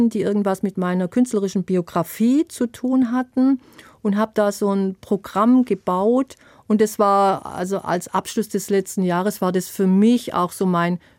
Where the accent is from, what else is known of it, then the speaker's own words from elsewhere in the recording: Baden-Württemberg, Germany; auch wenn ich von den Pfälzern immer wieder ausgegrenzt werde als Schwäbin